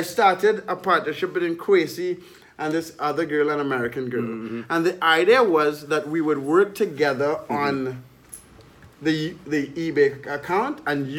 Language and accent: English; Trinidad & Tobago; moved away as an adult; also born or lived in Baltimore / Miami / Texas / Edmonton; now in Nicaragua; I grew up in Trinidad and Tobago. I left when I was 18 to study in the United States. I studied mathematics in Baltimore. Since then, I've lived in Baltimore, Miami, Texas. I lived in Canada for a year. I lived in Edmonton, Costa Rica, Colombia, Nicaragua